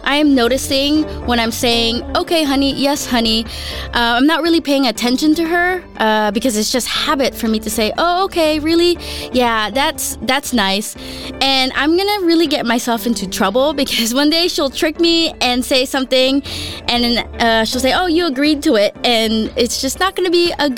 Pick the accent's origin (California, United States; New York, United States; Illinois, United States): California, United States; Los Angeles; moved away as an adult; also born or lived in Philippines; now in Denmark; I was born in the Philippines and grew up in, not San Francisco, but in Los Angeles